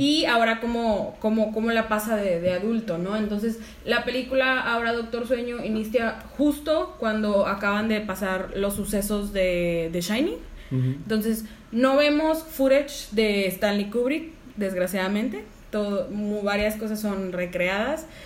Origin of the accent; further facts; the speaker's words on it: Mexico; nuestros libros de sexto de primaria de historia